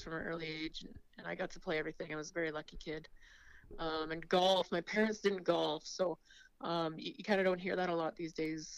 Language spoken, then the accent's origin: English; Estevan, Saskatchewan, Canada; I am born and raised in Esteban